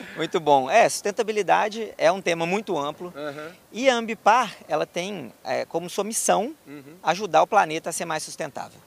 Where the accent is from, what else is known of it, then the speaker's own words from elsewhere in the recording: Belo Horizonte, Minas Gerais, Brazil; sou natural de Belo Horizonte, é, vivi lá a minha vida praticamente toda